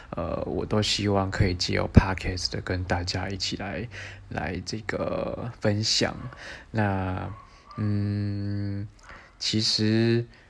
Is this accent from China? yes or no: no; southern Taiwan, Taiwan; moved away as an adult; 我来自南部哈，然后是个乡下孩子这样